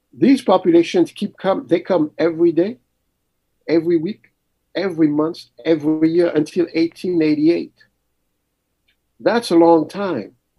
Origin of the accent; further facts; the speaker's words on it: Mali; also born or lived in Paris, France; now in United States; I was born in Paris, but very early my parents moved back to Mali.